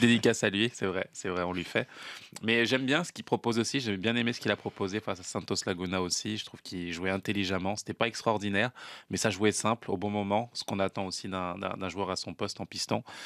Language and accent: French; France; now in Canada